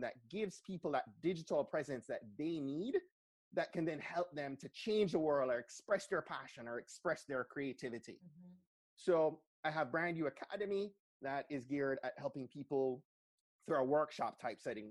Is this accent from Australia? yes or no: no; Jamaica; also born or lived in Montgomery County, Maryland; now in Maryland, United States; I grew up in Jamaica